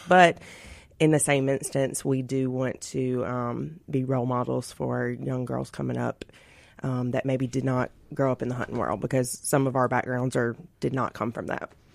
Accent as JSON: {"language": "English", "town": "Florence", "region": "Mississippi", "country": "United States", "tie": "born or raised there", "said": "my little hometown"}